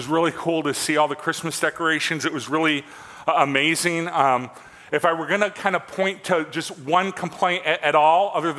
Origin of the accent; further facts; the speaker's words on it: Midwest, United States; born and raised in the Midwest